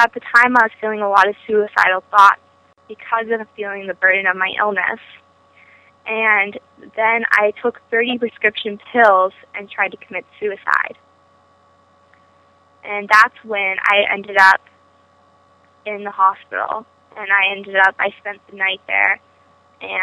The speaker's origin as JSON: {"language": "English", "town": "Los Altos", "region": "California", "country": "United States", "said": "I am from Los Altos, California"}